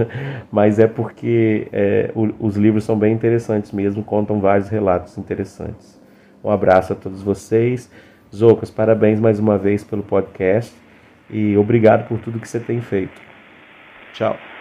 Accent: Cachoeiro de Itapemirim, Espírito Santo, Brazil; Eu sou de Cachoeiro

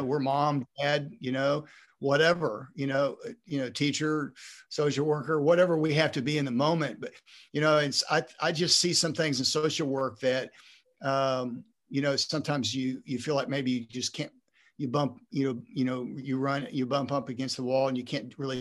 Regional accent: Texas, United States; also born or lived in Ohio; I was born in Ohio, even though I've grown was grown uh, raised in Texas

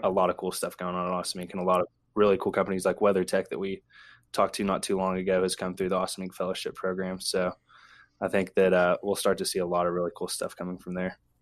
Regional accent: Ashland, Kentucky, United States; now in Lexington, United States; I'm from Ashland, Kentucky, uh, born and raised

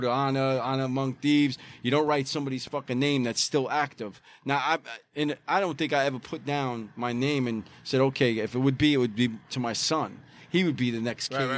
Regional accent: New York City, New York, United States; as a kid growing up in Bay Ridge

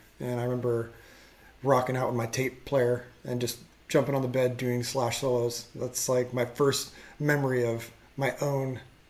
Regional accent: Huntington Beach, California, United States; also born or lived in El Toro, California / Garden Grove, California; Yep, born and raised in Orange County. Huntington Beach. I think I was, from what I understand, I was born and my parents lived in, on like 21st Street, Huntington.

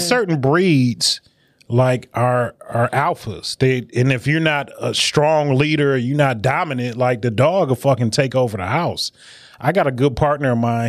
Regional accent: Detroit, Michigan, United States; I'm from Detroit. You know, I'm a, I'm a, a child on the west side of Detroit

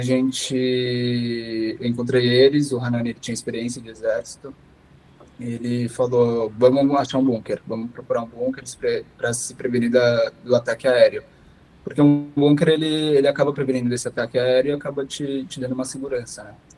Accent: São Paulo, Brazil; moved away as an adult; now in Israel; sou brasileiro, nascido em São Paulo e há cinco meses atrás eu acabei me mudando para Israel

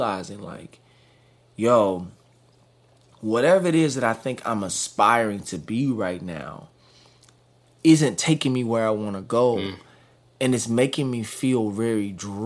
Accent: Dallas, Texas, United States; Born and raised in Dallas, Texas.

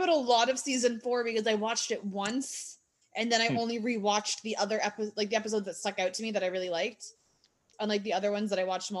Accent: Canada; I'm a comedian and I'm from Canada

